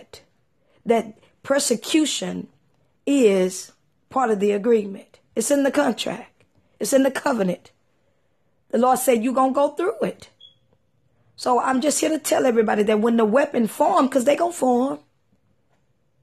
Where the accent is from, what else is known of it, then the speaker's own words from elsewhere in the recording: East Texas, United States; when I was a little girl growing up in East Texas